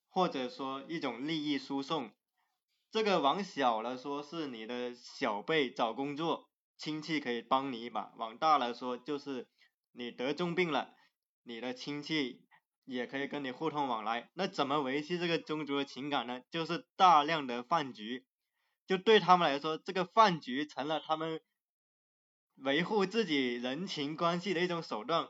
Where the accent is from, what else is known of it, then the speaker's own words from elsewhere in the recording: Zhanjiang, Guangdong, China; 我是在湛江长大，我从小是在湛江赤坎的市区长大。其实我心里的故乡反而是，市区那个地方